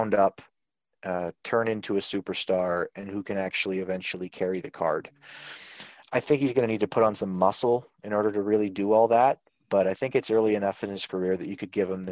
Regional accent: Winnipeg, Manitoba, Canada; I'm from Winnipeg.

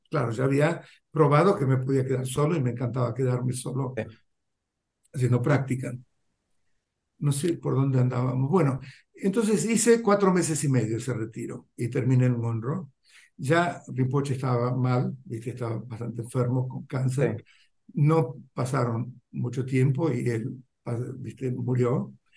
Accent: Argentina; moved away as an adult; also born or lived in India; sabiendo que yo volvía, ya tenía familia, tenía Juan y ella tenía casa, qué sé yo, era todo mucho más, era como que ya estaba esperando eso, era una inserción muchísimo más, qué sé yo, fácil, viste, con la cultura argentina

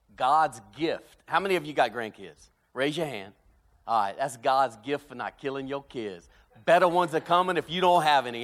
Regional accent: South Louisiana, United States; moved away as an adult; now in Birmingham, Alabama, United States; growing up in South Louisiana

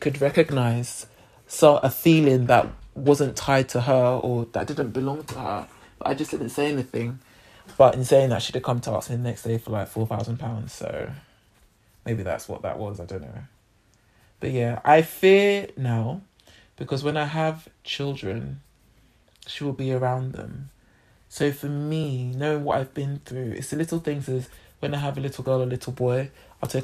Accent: Nigeria; I'm Nigerian

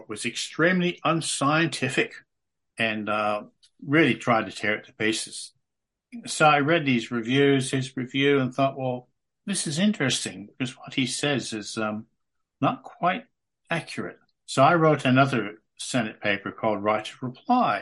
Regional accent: United States; moved away as an adult; also born or lived in Melbourne, Australia; now in Tasmania, Australia; I'm an American just off the plane

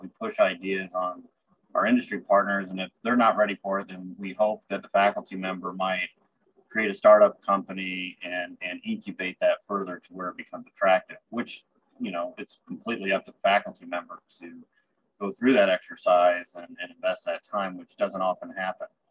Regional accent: Springfield, Illinois, United States; moved away; also born or lived in Iowa City, Iowa / Muscatine, Iowa / Chicago, Illinois / Spain; I am originally from Springfield, Illinois

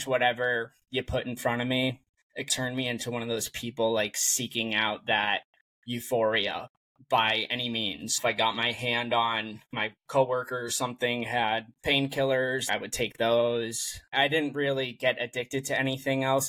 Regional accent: Massachusetts, United States; moved away as an adult; also born or lived in San Francisco Bay Area, California; now in San Francisco, United States; So I am originally from Massachusetts, and I moved to the Bay Area in San Francisco for work.

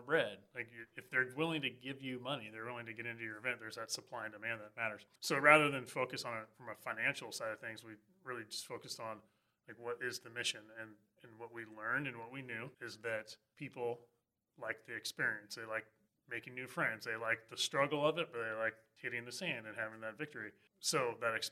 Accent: Oregon, United States; Growing up in Oregon

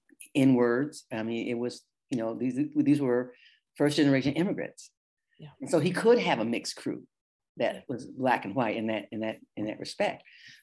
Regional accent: Detroit, Michigan, United States; growing up in Southwest Detroit, in 1957, I can think, you know, I'm actually conscious for five, 6 years old, is that, you know, we were integrated in that. And our neighborhoods were Italians, Polish, and Hungarians.

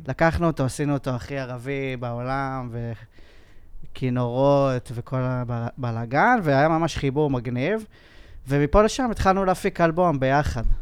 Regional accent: Kfar Saba, Central District, Israel; אני התחלתי כמו כולם, אה, גיטריסט כזה, אתה יודע, בלהקות, בכפר סבא

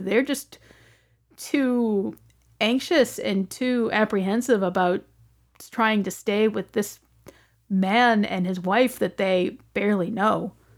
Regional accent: United States; as an American

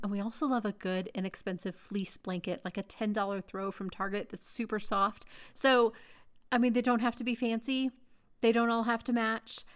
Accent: Texas, United States; moved away as an adult; now in Denver, United States; I grew up in Texas. I really, I spent my whole life in Texas until I was married, basically

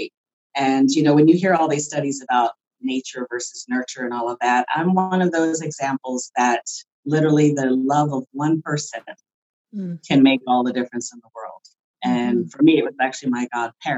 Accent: Philadelphia, Pennsylvania, United States; also born or lived in Los Angeles, California; I was originally from Los Angeles, California, but I grew up in Philadelphia

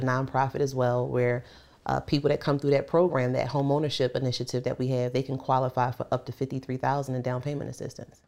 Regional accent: Philadelphia, Pennsylvania, United States; moved away; also born or lived in Baltimore; I grew up in North Philly

